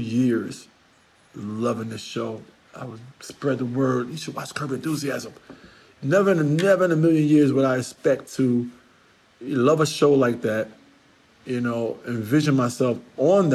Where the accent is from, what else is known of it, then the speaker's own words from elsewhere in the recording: New York City, New York, United States; I'm a New Yorker